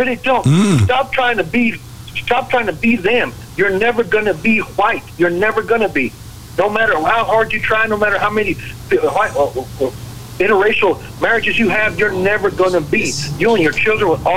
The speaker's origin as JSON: {"language": "English", "country": "United States", "tie": "born or raised there", "said": "I'm American, you know, born and raised"}